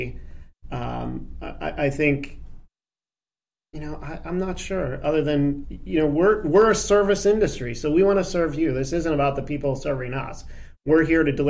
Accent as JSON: {"language": "English", "town": "Traverse City", "region": "Michigan", "country": "United States", "tie": "born or raised there", "moved": "as an adult", "lives_now": "Aurora, United States", "said": "Grew up, born and raised in Traverse City, Michigan."}